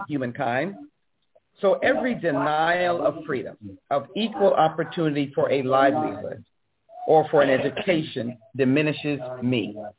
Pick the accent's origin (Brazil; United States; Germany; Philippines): United States; Texas; As a Texan